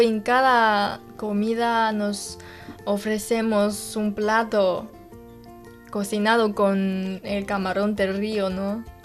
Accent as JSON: {"language": "Spanish", "country": "China"}